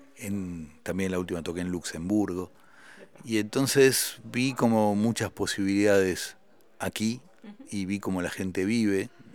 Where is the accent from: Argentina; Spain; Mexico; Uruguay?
Argentina; also born or lived in Paris, France; yo, siendo un solista argentino, gané el premio al mejor grupo europeo